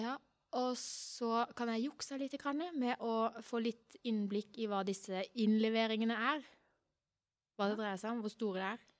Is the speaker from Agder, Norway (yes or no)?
yes; Arendal, Agder, Norway; Hjembyen min